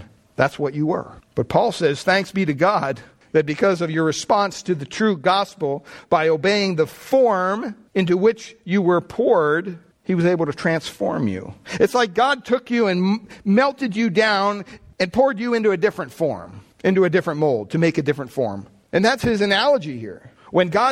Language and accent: English; Pennsylvania, United States; I grew up in Pennsylvania, big Catholic family